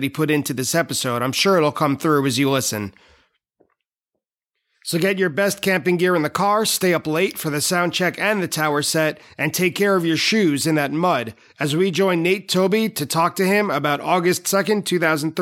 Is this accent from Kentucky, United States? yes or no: no; New York, United States; I'm from New York